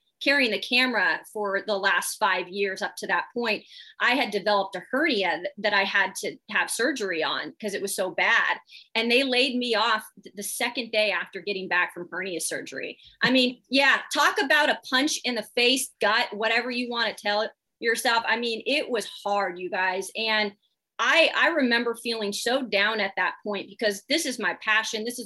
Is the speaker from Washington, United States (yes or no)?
yes; Spokane, Washington, United States; moved away as an adult; also born or lived in Montgomery, Alabama; I'm from Spokane, Washington, so it's the east side of Washington